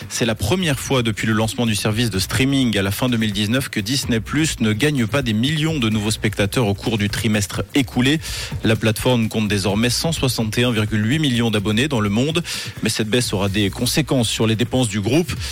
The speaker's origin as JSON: {"language": "French", "region": "Romandy", "country": "Switzerland", "said": "voici l'actu chez nous en Suisse romande avec Tom"}